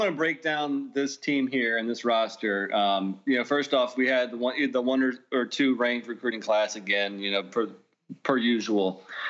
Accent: Northern Virginia, United States; We're from Northern Virginia. The town next to us is where Grant Hill grew up.

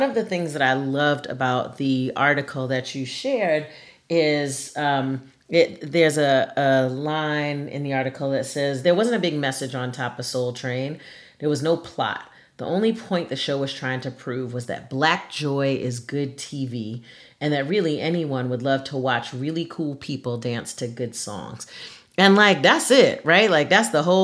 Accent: New York, United States; I grew up in New York

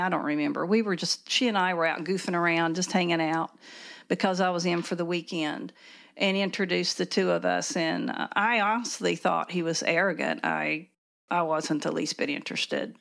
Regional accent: near Princeton, Southern West Virginia, United States; I grew up in Southern West Virginia, out in a rural area, um, maybe ten miles north of Princeton

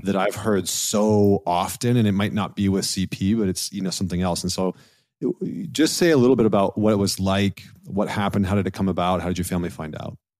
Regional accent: Canada; I'm a Canadian

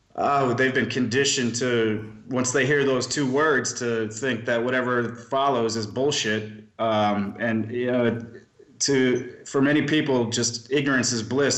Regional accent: Milwaukee, Wisconsin, United States; I grew up in Milwaukee, Wisconsin

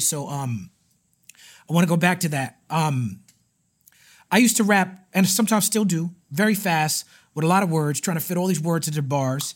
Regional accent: New York City, New York, United States; when I was growing up in Brooklyn

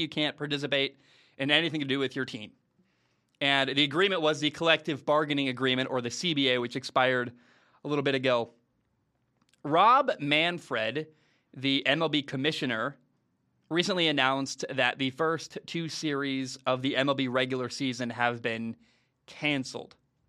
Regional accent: Northwest, United States; when I grew up in the Northwest, Root Sports is the one that carries the Mariners baseball games

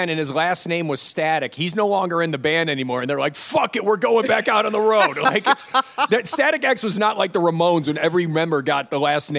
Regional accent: Toledo, Ohio, United States; moved away; my hometown of Toledo, Ohio

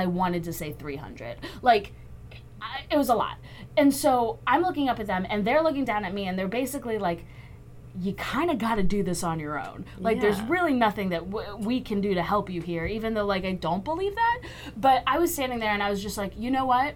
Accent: Texas, United States; I'm from Texas

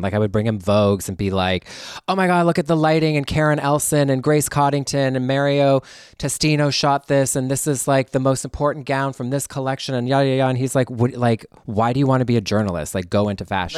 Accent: Canada; moved away as an adult; now in Los Angeles, United States; go back to th, my homeland as a Canadian

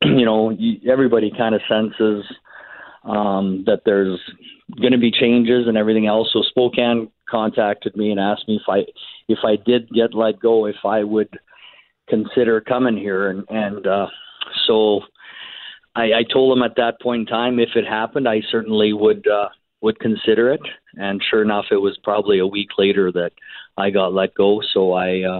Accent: Canada; being a Canadian

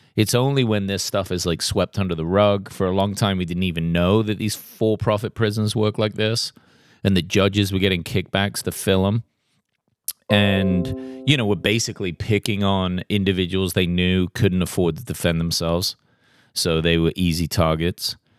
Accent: England, United Kingdom; now in Tennessee, United States; growing up in England and moving here

